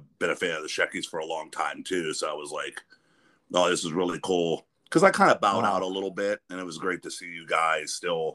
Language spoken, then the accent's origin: English; Western Pennsylvania, United States; I'm from Western Pennsylvania, but really close to Youngstown